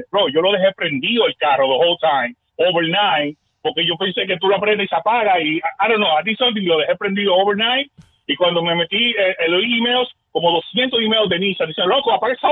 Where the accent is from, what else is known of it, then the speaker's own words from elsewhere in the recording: Puerto Rico; now in San Antonio, United States; Ah, aquí, viste, yo, soy de Puerto Rico, pero estoy ahora mismo viviendo en San Antonio.